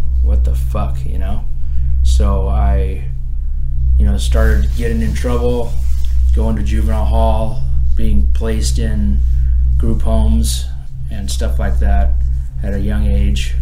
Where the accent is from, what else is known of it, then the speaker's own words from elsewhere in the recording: Orange County, Silverado Canyon, California, United States; I'm from Orange County, up in Silverado Canyon